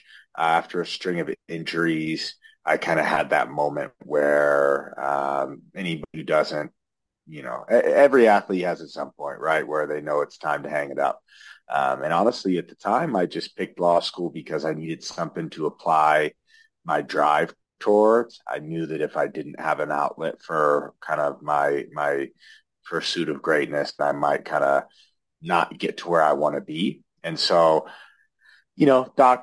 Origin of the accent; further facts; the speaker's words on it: Lincoln, Nebraska, United States; moved away as an adult; now in Denver, United States; I'm originally from Lincoln, Nebraska